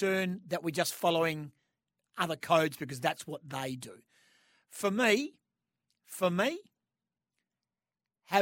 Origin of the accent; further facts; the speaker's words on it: Western Australia, Australia; my home state in Western Australia